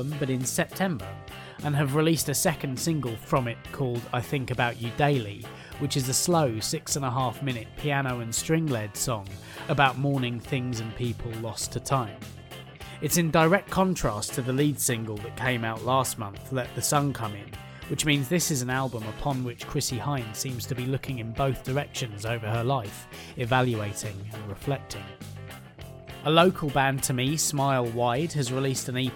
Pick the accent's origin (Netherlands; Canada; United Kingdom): United Kingdom; England; being English